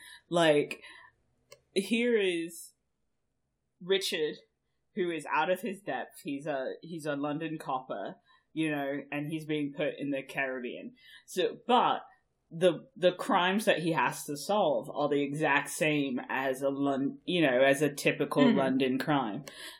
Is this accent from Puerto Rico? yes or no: no; Germany; we Germans tend to just show up in random fucking places